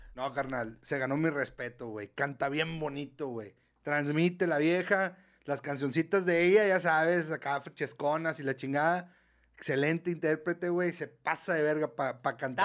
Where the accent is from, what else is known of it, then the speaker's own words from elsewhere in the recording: Mexico; Somos mexicanos